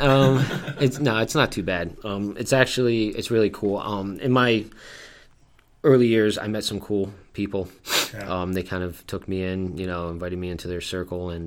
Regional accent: Poughkeepsie, New York, United States; moved away as an adult; now in Buffalo, United States; I grew up in Poughkeepsie, New York

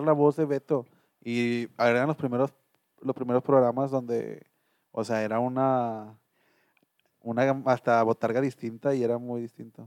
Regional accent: Mexico; como mexicano o como latino

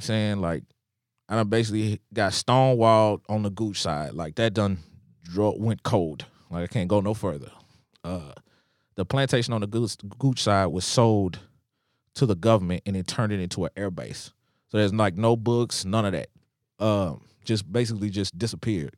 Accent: Nashville, Tennessee, United States; I am from Nashville. My family has always been here

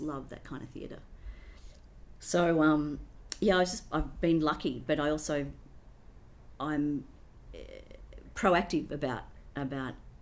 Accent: Sydney, New South Wales, Australia; first language English; I grew up in Hunters Hill with the Blaine family for a couple of years.

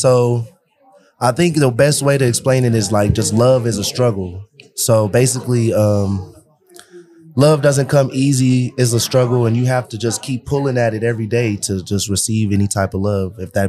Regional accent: Los Angeles, California, United States; now in Denver, United States; I'm from Los Angeles, so I'm not even from Denver.

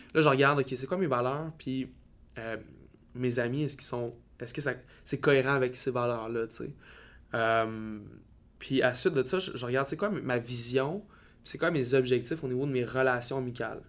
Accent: Baie-Comeau, Quebec, Canada; moved away as an adult; also born or lived in Val-d'Or; de ma petite ville natale à Bécomo, pour partir à l'université

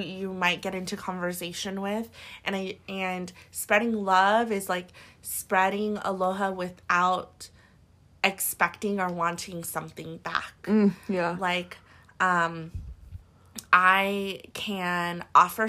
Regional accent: Hawaii, United States; moved away; I'm from Hawaii

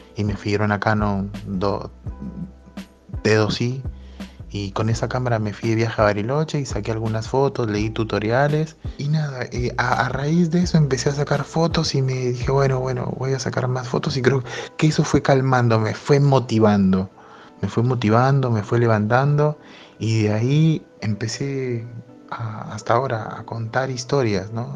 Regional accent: Peru; moved away as an adult; en mi infancia me la crié en Perú hasta los 21, 22 años

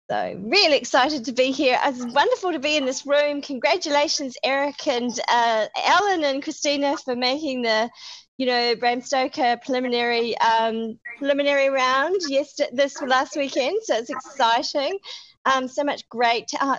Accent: New Zealand; I'm going to try and be coherent because it's 4 a.m. here in New Zealand. So I'm from Aotearoa, New Zealand.

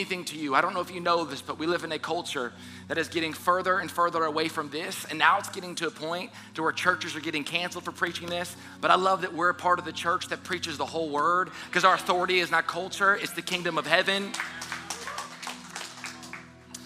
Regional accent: South Louisiana, United States; moved away as an adult; also born or lived in Southern California; I'm born and raised in South Louisiana

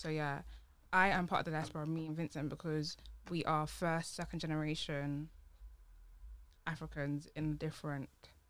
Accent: London, United Kingdom; I'm from Ghana, born and raised in London.

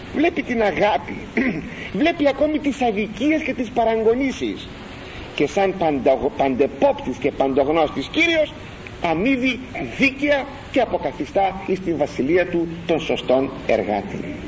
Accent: Greece; Είμαστε Έλληνες

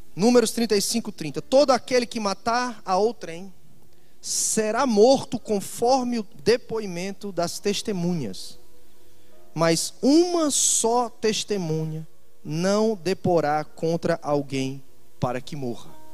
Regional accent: Fortaleza, Ceará, Brazil; also born or lived in Itajaí; no meu estado, na minha cidade, Fortaleza, de onde eu sou

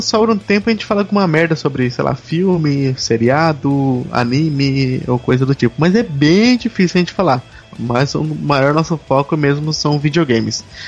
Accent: Brazil; eu sou um, também um game dev brasileiro

